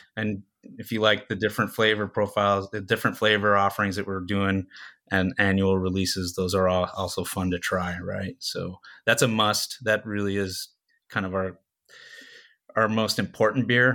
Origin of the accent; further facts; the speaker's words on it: Southern California, United States; I'm born and raised in Southern California